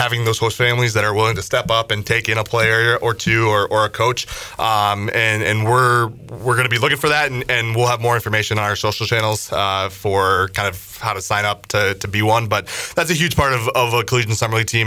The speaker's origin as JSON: {"language": "English", "region": "Minnesota", "country": "United States", "also_born_or_lived": "South Orange, New Jersey", "moved": "as an adult", "lives_now": "Greenville, United States", "said": "I'm originally from Minnesota, but ended up going to Seton Hall University in South Orange, New Jersey"}